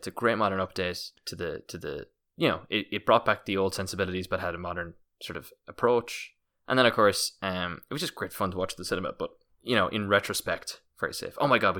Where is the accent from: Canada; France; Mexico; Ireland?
Ireland; Munster; I'm Irish, I'm from County Kerry.